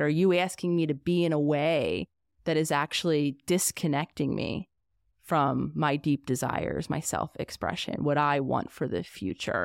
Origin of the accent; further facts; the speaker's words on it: Pennsylvania, United States; we're living in my home state of Pennsylvania.